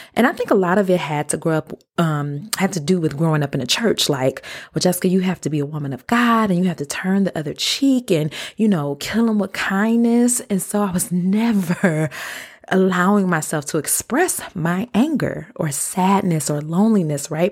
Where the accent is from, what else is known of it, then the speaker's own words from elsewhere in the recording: Detroit, Michigan, United States; moved away as an adult; also born or lived in DeKalb, Illinois / Chicago; I was born and raised in Detroit.